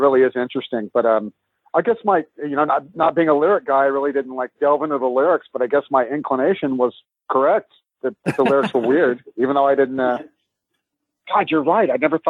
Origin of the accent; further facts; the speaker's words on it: Houston, Texas, United States; I grew up in Houston, Texas